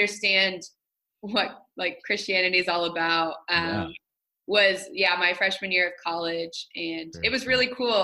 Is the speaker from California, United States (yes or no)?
no; Angola, Indiana, United States; I'm from Angola, Indiana, which is the northeast corner of Indiana, kind of up by Michigan and Ohio